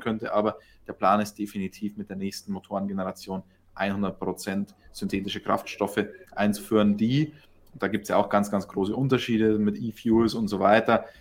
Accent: Germany; bei uns in Deutschland

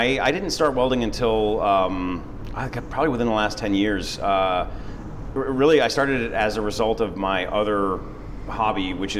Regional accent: Detroit, Michigan, United States; now in Los Angeles, United States; I'm a transplant. Like a lot of people in Los Angeles, mm-hmm. I grew up in the Midwest originally. I grew up just outside of Detroit, in the suburbs. Was born and raised there

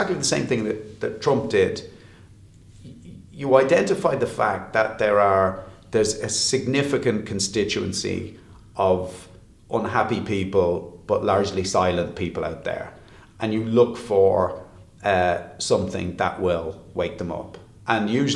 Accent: Ballybrack, Leinster, Ireland; also born or lived in England; I grew up in Ballybrack

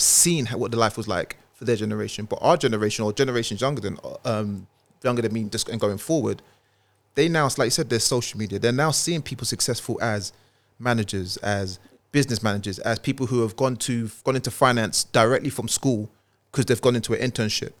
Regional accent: London, United Kingdom; also born or lived in Walthamstow / Milan; North London, I was born in East, born in Milan, but North London is home for me

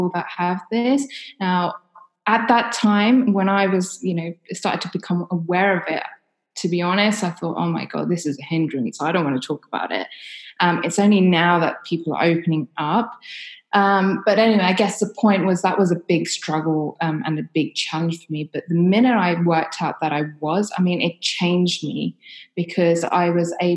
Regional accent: London, United Kingdom; So I grew up in London. I lived in a kind of ex-council estate.

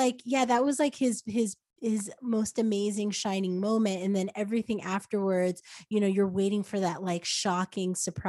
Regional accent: Brooklyn, New York, United States; because I'm from Brooklyn.

